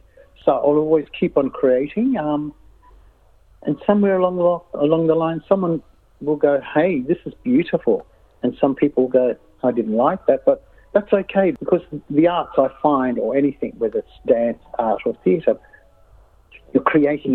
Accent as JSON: {"language": "English", "town": "Yirrkala", "region": "Northern Territory", "country": "Australia", "said": "I'm from Yirrkala, and it's the Ruritingo clan"}